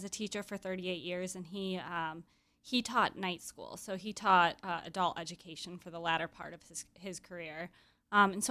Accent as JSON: {"language": "English", "town": "Grand Rapids", "region": "Michigan", "country": "United States", "moved": "as an adult", "lives_now": "Chicago, United States", "said": "I'm from Grand Rapids, Michigan. So when I moved to Chicago"}